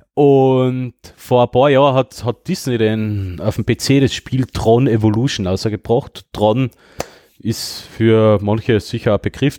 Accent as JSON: {"language": "German", "town": "Döllach", "region": "Carinthia", "country": "Austria", "said": "bei uns in Döllach"}